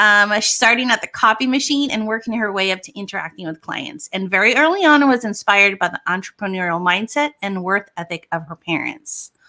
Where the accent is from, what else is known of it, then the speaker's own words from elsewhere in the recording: Oahu, Hawaii, United States; she comes and hails from my home in Hawaii on Oahu